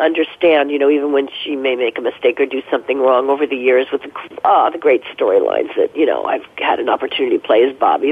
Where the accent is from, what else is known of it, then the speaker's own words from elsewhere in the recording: New Jersey, United States; moved away; also born or lived in New York City; I grew up in New Jersey. You know, in suburban New Jersey, in a home, in a house when I was a little kid